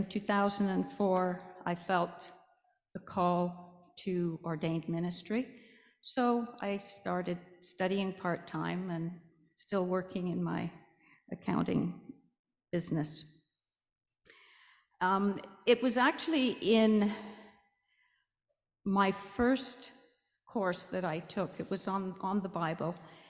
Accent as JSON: {"language": "English", "country": "Canada", "tie": "born or raised there", "said": "I came to Canada when I was fairly young, and I grew up in a Roman Catholic Anglican household"}